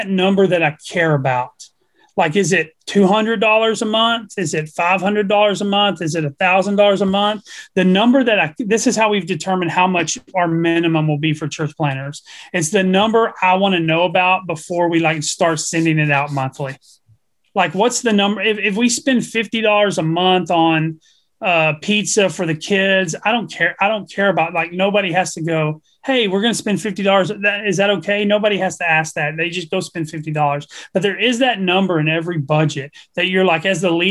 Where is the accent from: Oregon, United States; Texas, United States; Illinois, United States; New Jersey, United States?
Texas, United States; I'm a redneck from Texas that doesn't speak one word of Spanish